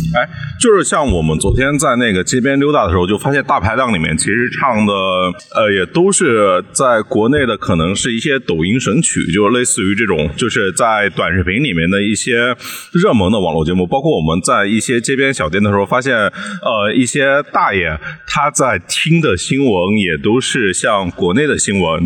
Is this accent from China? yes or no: yes; China; 我们在，就是大陆长大的这批朋友八零后们